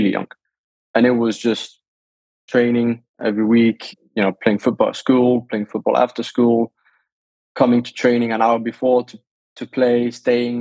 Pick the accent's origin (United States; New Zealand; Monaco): Monaco; first language Danish; English is a second language; also born or lived in south of France / Denmark (ancestry); I have Danish parents and I was born and raised in Monaco and surrounding areas. So south of France.